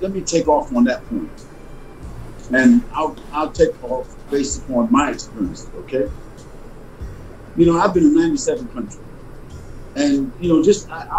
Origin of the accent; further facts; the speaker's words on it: New York City, New York, United States; also born or lived in Harlem, New York; I'm from Harlem, raised in Brooklyn